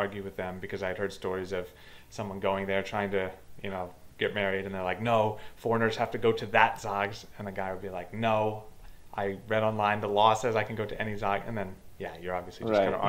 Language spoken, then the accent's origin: English; United States; moved away; I was like the only American guy who was doing this.